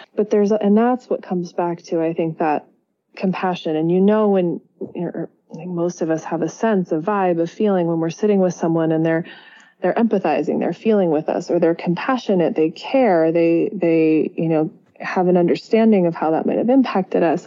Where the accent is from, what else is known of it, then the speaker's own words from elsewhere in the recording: Berkeley, California, United States; moved away as an adult; also born or lived in Italy; I grew up in the San Francisco Bay Area and Berkeley, just across the bay